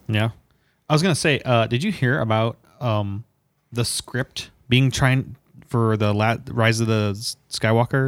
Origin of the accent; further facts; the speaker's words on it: Indiana, United States; we're from Indiana